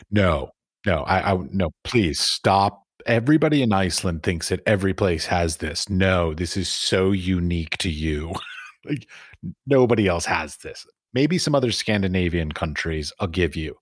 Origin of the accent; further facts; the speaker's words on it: United States; being an American